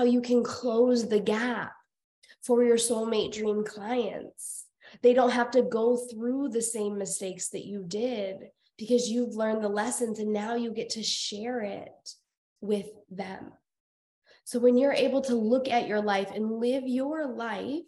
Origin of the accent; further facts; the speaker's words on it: Iowa, United States; moved away; also born or lived in Colorado; I was born and raised in Iowa.